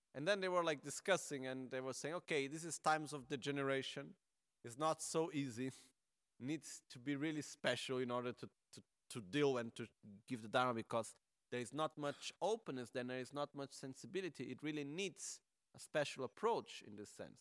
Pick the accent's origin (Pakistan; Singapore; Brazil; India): Brazil; I am from Brazil